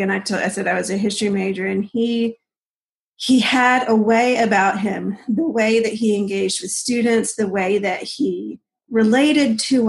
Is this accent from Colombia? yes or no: yes; Colombia; So I grew up in Columbia. My parents were Southern Baptist missionaries.